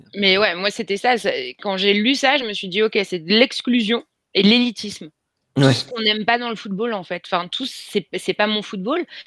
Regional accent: Creil, Hauts-de-France, France; je viens de Creil dans l'Oise

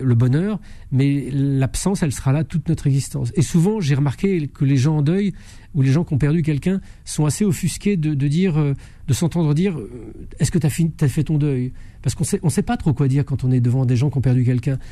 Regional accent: France; je suis né en, en France, dans un pays cartésien

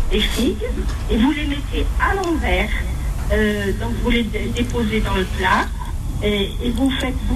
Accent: Algeria; la meuf chez nous en Algérie.

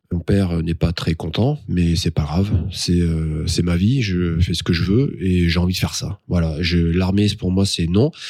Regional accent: Pau, Nouvelle-Aquitaine, France; Tu pars tu pars à Pau, parce que moi je suis natif de Pau, tu pars à Pau.

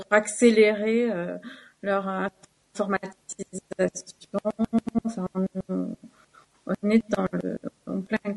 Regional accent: Carcassonne, Occitania, France; Carcassonne, qui est ma ville natale

